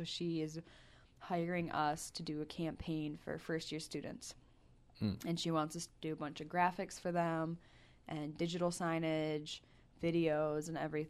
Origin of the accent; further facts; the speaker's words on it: Michigan, United States; I chose Native American studies because I came from Michigan, and we don't interact with a lot of like Native Americans over there.